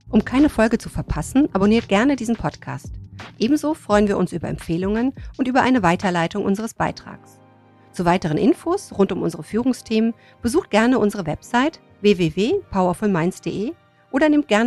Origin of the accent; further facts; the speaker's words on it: Cologne, North Rhine-Westphalia, Germany; oh Gott, ich war sag, mal, als Kölnerin, war oh Gott, oh deutscher oh Meister